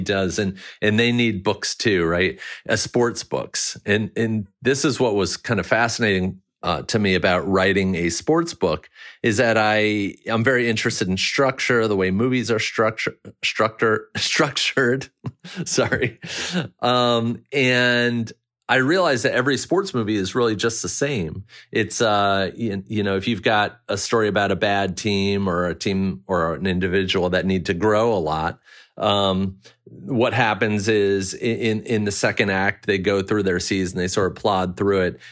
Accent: Maryland, United States; it was like a two-year sliver where I grew up in Maryland

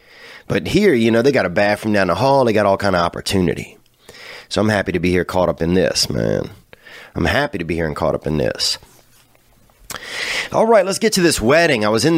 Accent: Louisiana, United States; When you grew up in Louisiana

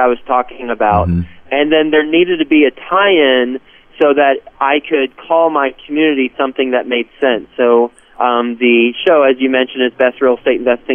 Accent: Texas, United States; moved away as an adult; also born or lived in Cincinnati; now in New York City, United States; So I'm from Texas, live in New York City

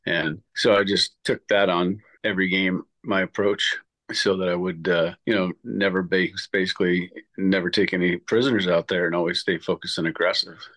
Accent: Massachusetts, United States; I was a born and bred Red Sox fan growing up in Massachusetts

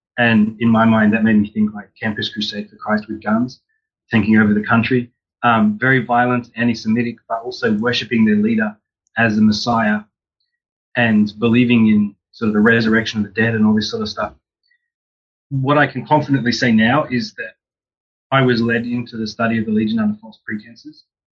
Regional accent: Australia; So I grew up in Australia and went to the University of Sydney.

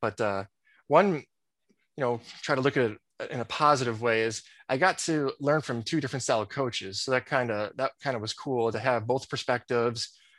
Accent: Chicago, Illinois, United States; moved away as an adult; also born or lived in Nebraska; I grew up in the Chicago area, as you mentioned. Went to Catholic grade school, Catholic high school.

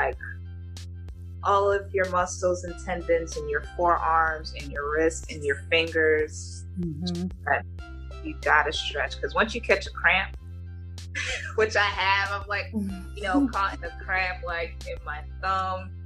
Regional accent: West Orange, New Jersey, United States; moved away; also born or lived in Newark, New Jersey / Linden, New Jersey; I spent most of my grade school years in West Orange

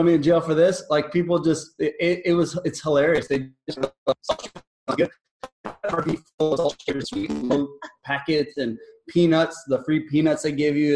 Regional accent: South Padre Island, Texas, United States; I grew up on South Padre Island

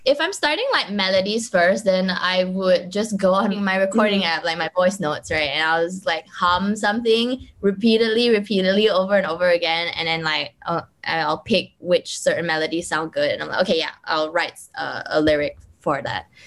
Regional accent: Kuching, Sarawak, Malaysia; I'm from Kuching

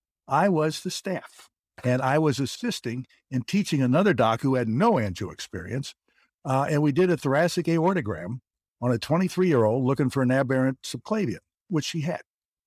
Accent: Kentucky, United States; Anyway, I grew up in Northern Kentucky and went to school in Ohio at Oberlin.

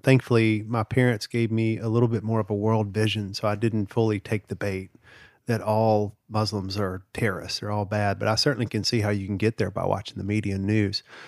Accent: the South, United States; I grew up in the South

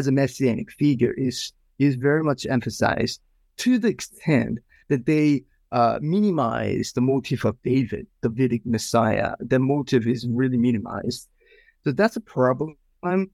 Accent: South Korea; moved away as an adult; also born or lived in Philadelphia, United States; now in Pasadena, United States; I came from Korea, South Korea, about 15 years ago

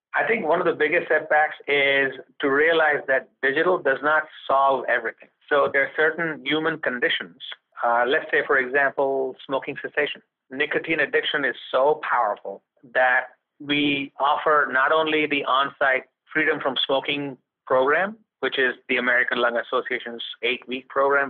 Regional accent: India; moved away as an adult; also born or lived in Connecticut / New York; now in United States; growing up in India

